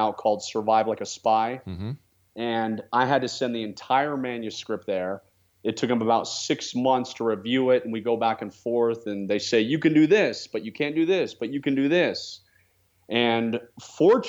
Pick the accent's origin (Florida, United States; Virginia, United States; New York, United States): Virginia, United States; Northern; now in Cedar City, United States; I was born and raised in the Washington, D.C. area, just a few miles outside of D.C. in Northern Virginia.